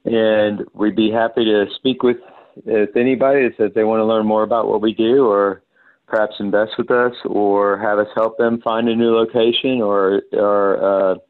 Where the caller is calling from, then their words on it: Santa Monica, California, United States; I'm calling you from Santa Monica, California, because I happen to be out here.